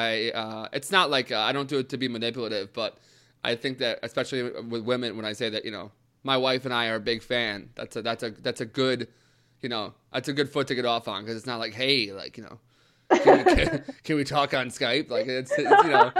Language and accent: English; United States; as an American